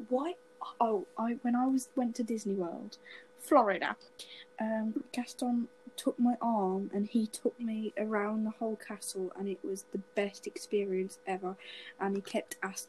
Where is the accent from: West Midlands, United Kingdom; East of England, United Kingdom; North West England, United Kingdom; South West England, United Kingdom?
West Midlands, United Kingdom; Dudley; I'd like to apologise for my bloody weird accent. I'm from Dudley, so it's a bit...